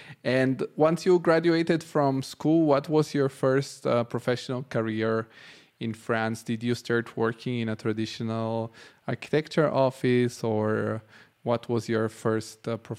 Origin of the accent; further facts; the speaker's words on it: Bulgaria; Because I know that I come from Bulgaria, where this topic, the capital versus the rest of the country, is very strong.